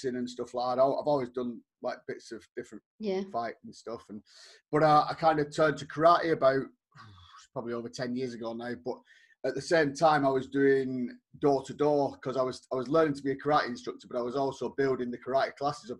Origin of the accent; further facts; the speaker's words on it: Bolton, North West England, United Kingdom; moved away as an adult; I'm actually from the northwest of England, a town called Bolton. I stayed there until I was kind of in my early 20s.